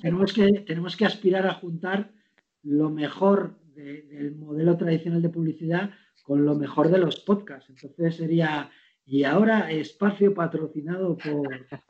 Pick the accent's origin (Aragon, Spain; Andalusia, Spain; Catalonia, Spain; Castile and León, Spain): Castile and León, Spain; Segovia; now in Madrid, Spain; yo que soy de pueblo, de un, pueblo de Segovia que se llama Barboya y que está al lado de Sepúlveda, son mis dos, mis dos pueblos, vengo ahí de criar vacas, cabras y ovejas